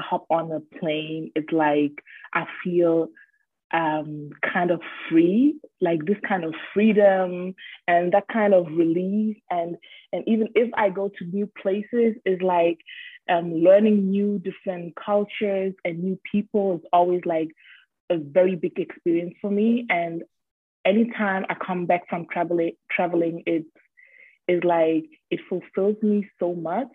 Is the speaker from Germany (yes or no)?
yes; Düsseldorf, North Rhine-Westphalia, Germany; I'm from Germany. I was born and raised here in Germany. I come from Düsseldorf